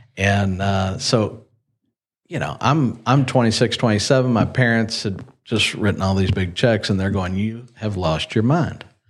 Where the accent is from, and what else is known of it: Lexington, Kentucky, United States; born or raised there; also born or lived in Ohio / Miami, Florida